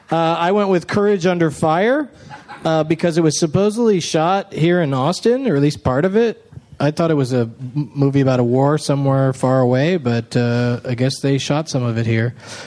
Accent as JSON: {"language": "English", "country": "Canada", "said": "Because we're Canadian."}